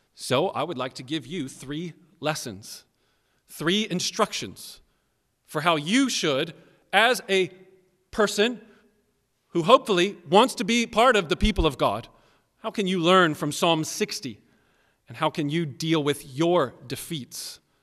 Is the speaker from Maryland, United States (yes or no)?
yes; Maryland, United States; also born or lived in Tennessee; I'm born and raised mostly in, in Maryland, but I was born in Tennessee.